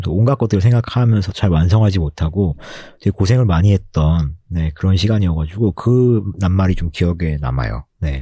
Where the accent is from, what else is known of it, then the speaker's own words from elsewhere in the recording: Gangwon, South Korea; accent: Gangwon dialect intonation; 제가 강원도 출신이거든요